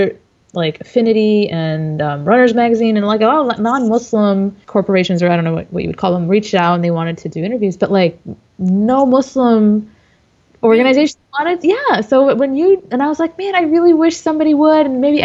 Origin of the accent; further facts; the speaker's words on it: Dearborn, Michigan, United States; moved away as an adult; now in Texas, United States; I am a native of Dearborn, Michigan. I am originally from Michigan